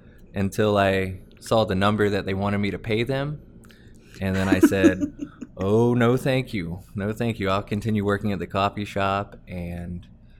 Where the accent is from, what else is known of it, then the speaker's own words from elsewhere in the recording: Canton, Georgia, United States; also born or lived in Woodstock, Georgia; I am originally from Woodstock, but I've lived in Canton for probably 25 of the 32 years I've been on Earth.